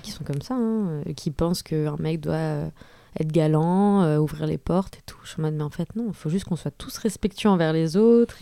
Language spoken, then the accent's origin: French; France; je suis française, issue d'une famille quand même aisée